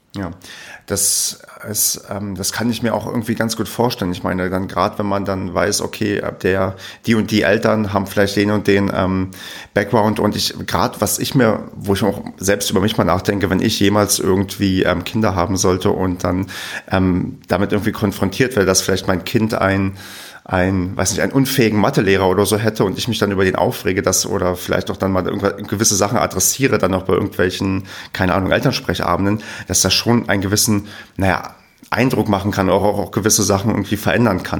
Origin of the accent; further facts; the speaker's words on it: East Germany, Germany; Ich bin ähm, im Osten groß geworden, wie man so schon sagt. Also ich bin in der, auch noch in der ehemaligen DDR geboren